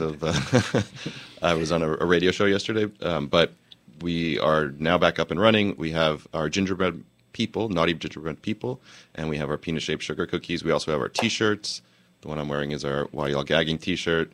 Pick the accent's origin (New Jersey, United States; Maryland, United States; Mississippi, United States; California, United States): New Jersey, United States; Princeton Junction; now in New York, United States; I grew up in New Jersey